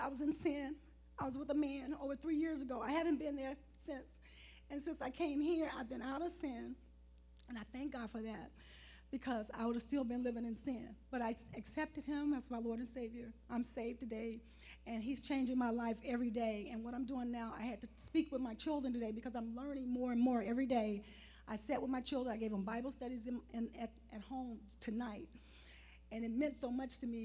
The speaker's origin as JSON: {"language": "English", "town": "Chicago", "region": "Illinois", "country": "United States", "moved": "as an adult", "lives_now": "California, United States", "said": "I'm from Chicago."}